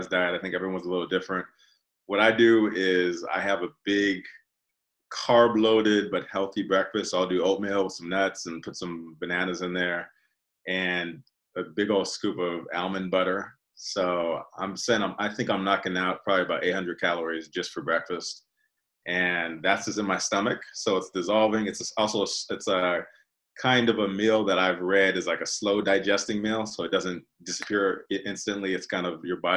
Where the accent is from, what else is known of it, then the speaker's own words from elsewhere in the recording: Altadena, California, United States; when I was a kid growing up in Altadena